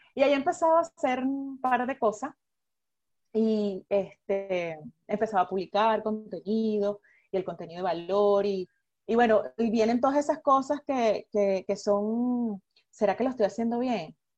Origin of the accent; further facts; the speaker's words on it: Venezuela; moved away; nosotros como venezolanos